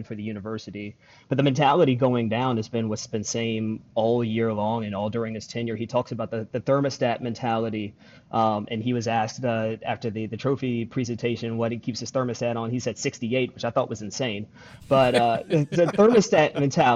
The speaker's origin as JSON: {"language": "English", "region": "Illinois", "country": "United States", "tie": "born or raised there", "said": "I grew up in Illinois"}